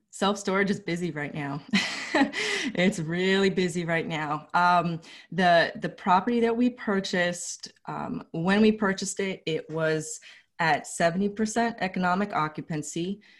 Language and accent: English; Los Angeles, California, United States; moved away as an adult; now in Philadelphia, United States; I'm from Los Angeles originally